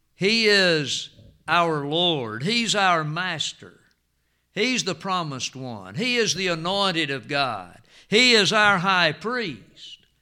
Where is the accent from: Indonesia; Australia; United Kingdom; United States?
United States; when we were growing up in Jackson County